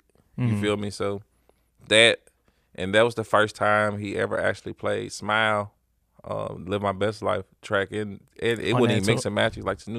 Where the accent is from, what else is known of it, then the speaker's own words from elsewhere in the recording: Memphis, Tennessee, United States; I'm originally from Memphis.